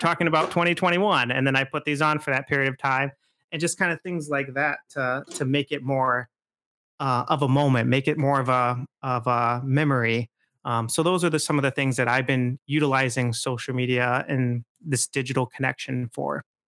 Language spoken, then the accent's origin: English; Midland, Michigan, United States; I grew up in Midland, actually.